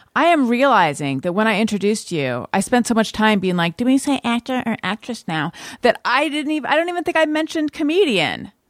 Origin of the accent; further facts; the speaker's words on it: California, United States; moved away as an adult; also born or lived in New York; I'm from California originally